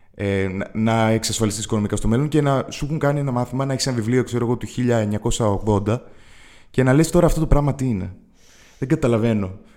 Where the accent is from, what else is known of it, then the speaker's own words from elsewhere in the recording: Athens, Attica, Greece; moved away as an adult; now in Thessaloniki, Greece; είμαι, από την Αθήνα, έχω μεγαλώσει στην Αθήνα, είναι η πόλη μου